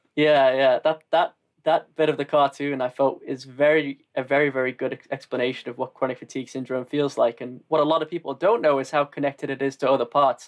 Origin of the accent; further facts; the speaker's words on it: the north of England, United Kingdom; accent: northern; moved away as an adult; also born or lived in Austria; I'm from the north and that my accent isn't exactly the most classic.